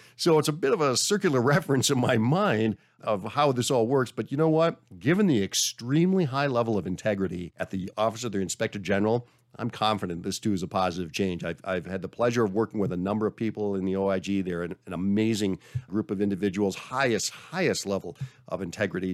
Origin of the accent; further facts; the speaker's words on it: Minnesota, United States; I'm from Minnesota